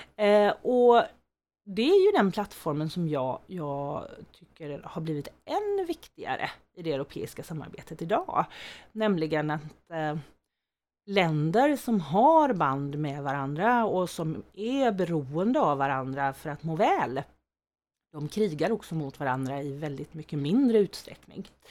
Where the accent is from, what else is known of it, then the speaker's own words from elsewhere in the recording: Skene, Västra Götaland, Sweden; moved away as an adult; now in Växjö, Sweden; Jag kommer från Skene från början